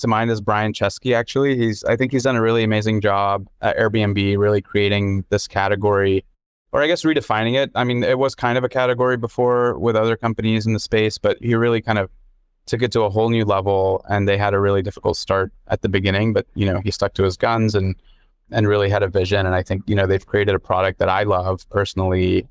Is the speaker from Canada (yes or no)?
no; Dubai, United Arab Emirates; also born or lived in London; now in United States; my growing up in Dubai